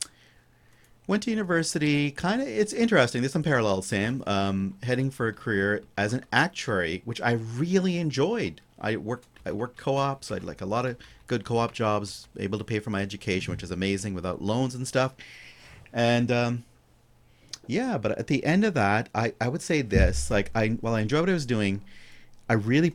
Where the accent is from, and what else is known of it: Brampton, Ontario, Canada; born or raised there; also born or lived in Karachi, Pakistan; now in Grey-Bruce, Canada